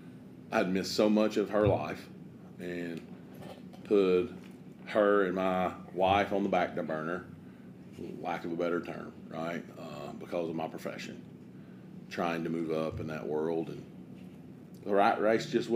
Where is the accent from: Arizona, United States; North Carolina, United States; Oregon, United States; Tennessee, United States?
Tennessee, United States; New Market; also born or lived in West Georgia; I'm in Jefferson County. I was born and raised on Old Danders Pike in New Market, Tennessee. And this is where I'm from.